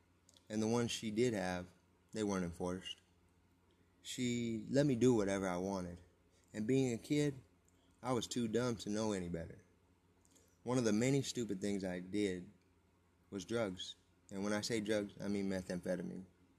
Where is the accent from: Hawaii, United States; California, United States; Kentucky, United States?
California, United States; San Bernardino; I was born and raised in San Bernardino, California, where the Santa Fe Railroad splits the city in two. I moved around a lot, but the west side always had my heart.